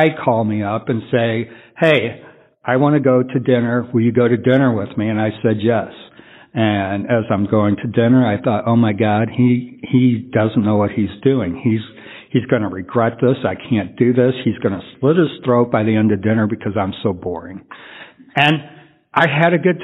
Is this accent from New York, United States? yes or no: no; San Antonio, Texas, United States; I'm from San Antonio